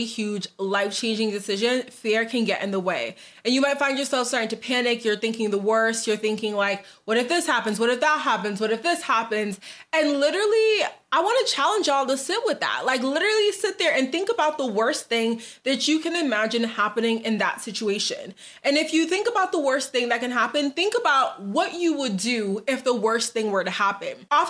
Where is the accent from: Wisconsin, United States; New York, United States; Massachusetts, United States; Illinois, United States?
Massachusetts, United States; Boston; moved away as an adult; also born or lived in New Jersey; now in Dallas, United States; I'm originally from Boston, but I lived in New Jersey for like a little bit